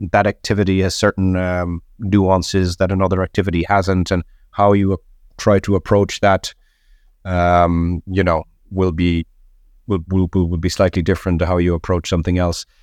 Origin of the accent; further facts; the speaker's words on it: Ireland; I'm Irish